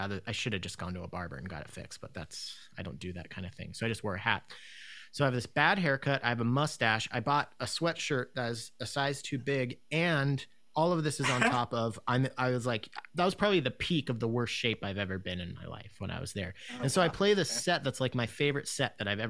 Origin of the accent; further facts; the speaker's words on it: United States; I'm from Washington